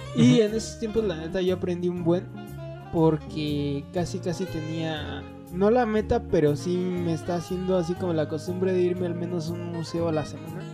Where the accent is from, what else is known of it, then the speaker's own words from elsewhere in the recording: State of Mexico, Mexico; nosotros que somos del Estado de México